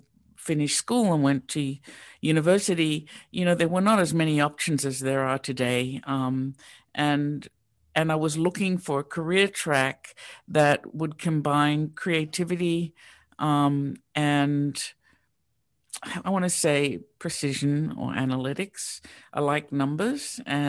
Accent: Sydney, New South Wales, Australia; now in Pittsburgh, United States; So I grew up in Sydney, Australia, which is really quite different than Pittsburgh.

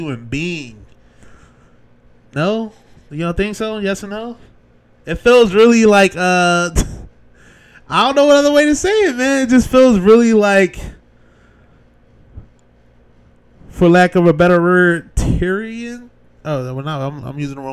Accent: Philadelphia, Pennsylvania, United States; I'm from Philly

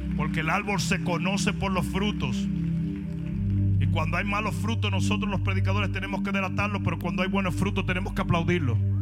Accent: Dominican Republic; now in United States; en mi país

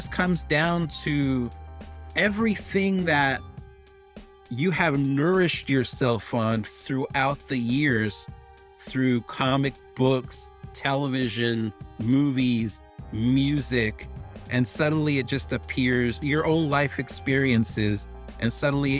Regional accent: El Paso, Texas, United States; also born or lived in Ciudad Juárez, Mexico; in my hometown of El Paso. And I have two hometowns, El Paso and Juarez.

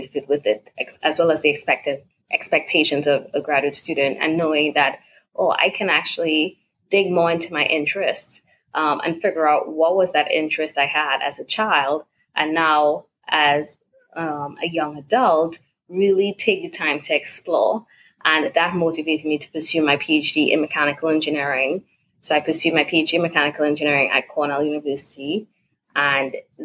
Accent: Trinidad & Tobago; moved away; also born or lived in California / Virginia; originally from Trinidad and Tobago. I grew up there. That's home for me, Trinigal.

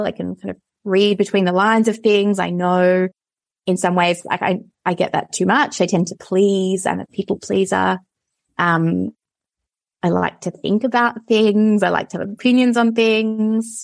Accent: Perth, Western Australia, Australia; I grew up in Perth in suburbia

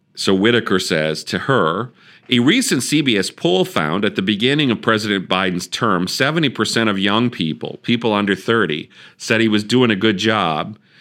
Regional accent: Wisconsin, United States; I'm from Wisconsin.

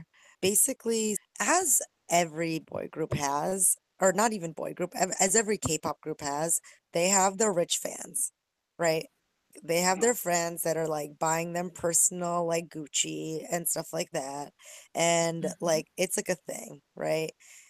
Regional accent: South Korea; now in United States; And I'm from Korea, and I think everybody already owns a gun, and we have open carry laws in the States.

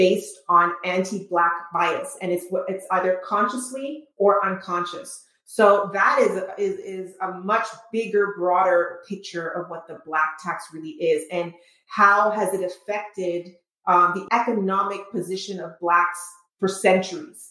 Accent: Montreal, Quebec, Canada; moved away as an adult; also born or lived in Trinidad / New York; now in Michigan, United States; I was raised in Trinidad, grew up in Montreal, but lived most of my life there, and then immigrated

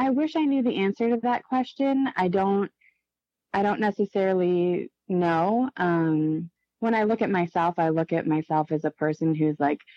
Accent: Chile; I was always telling everybody, like, I'm from Chile. And I thought that was a, a pretty cool thing.

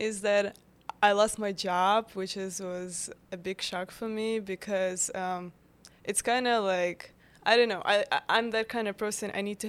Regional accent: Ukraine; now in New York, United States; Yes, I'm originally from Ukraine.

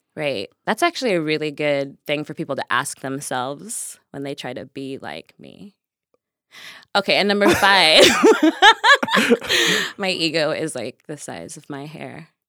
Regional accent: Nigeria; I am Nigerian as fuck

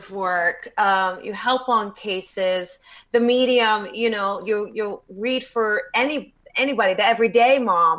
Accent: Los Angeles, California, United States; my hometown, Los Angeles

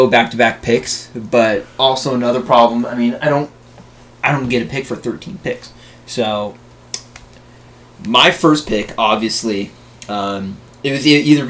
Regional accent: Bradenton, Florida, United States; I'm 22. Born and raised in Bradenton, Florida. Little old B-town.

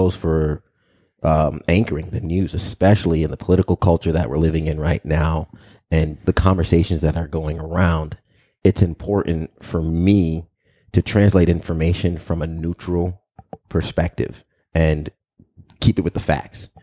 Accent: Long Island, New York, United States; also born or lived in Albany, New York; I grew up in Long Island

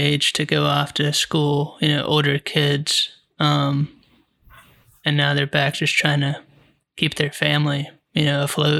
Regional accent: United States; we're American and we got to be awesome and beat everyone and control everything.

